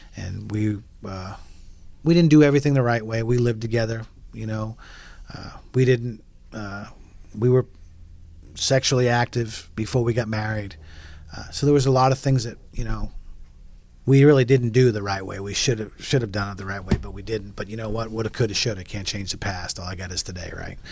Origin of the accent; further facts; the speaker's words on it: New England, United States; moved away as an adult; also born or lived in Texas / Oklahoma City / Pensacola; I come from New England and we're cocky, we're arrogant and confident